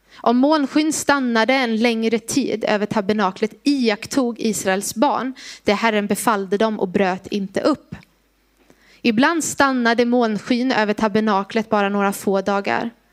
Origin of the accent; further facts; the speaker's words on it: Gnosjö, Jönköping County, Sweden; moved away; Jag är från Gnosjö från början, så att jag kan det här området lite